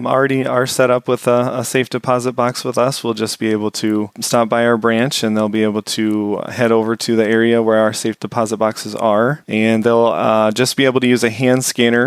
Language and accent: English; Des Moines, Iowa, United States; I grew up in the Des Moines area, and so I had been thinking it was time to move back to that area.